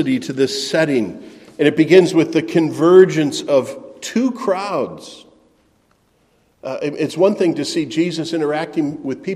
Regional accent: Middleton, Wisconsin, United States; The town where I grew up in Middleton, Wisconsin, had something called the Good Neighbor Festival.

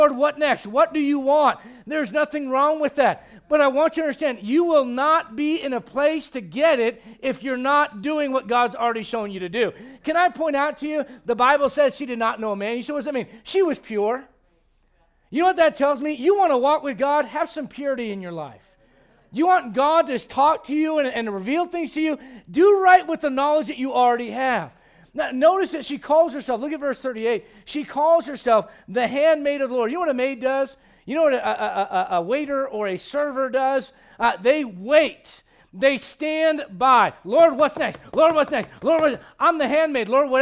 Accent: United States; as American Christians in 2023

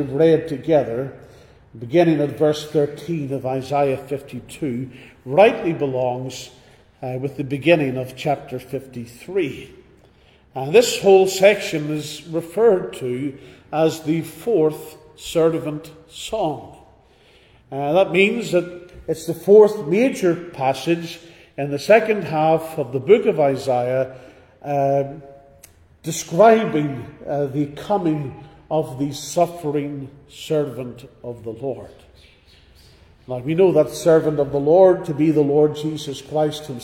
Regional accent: Northern Ireland, United Kingdom; Growing up in Northern Ireland

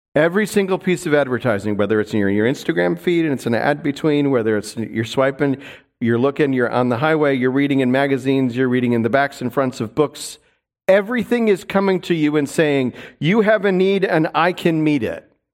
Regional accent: New York, United States; also born or lived in Seattle; now in North Idaho, United States; where I grew up in New York

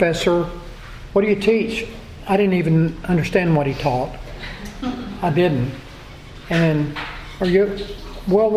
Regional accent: Texas, United States; We said, Texas

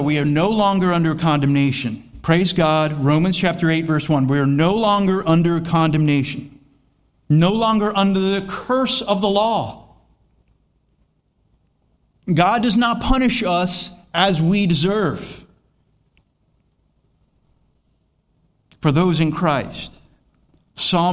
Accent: Florida, United States; I am from Florida

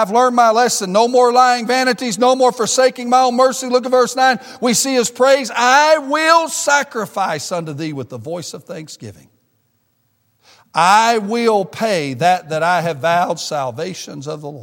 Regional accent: the South, United States; moved away as an adult; now in Michigan, United States; me and my family are Southerners. We've never lived in the North

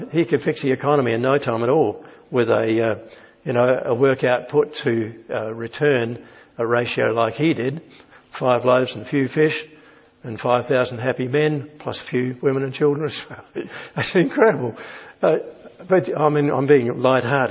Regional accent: Australia; being Australian

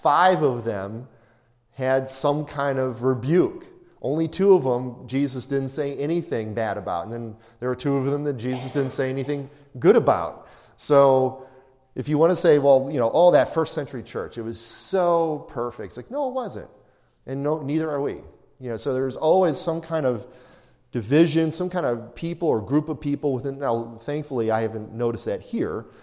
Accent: Chicago, Illinois, United States; growing up in Chicago, when I was in high school

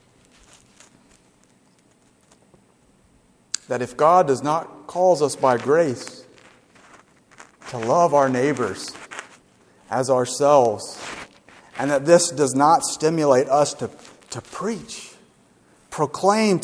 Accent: Gulf Shores, Alabama, United States; I'm from Gulf Shores

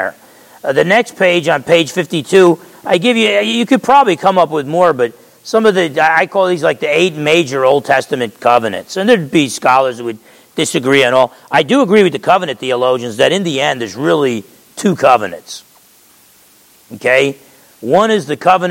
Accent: Essex County, New Jersey, United States; grew up in Essex County, New Jersey, and I'm half Italian.

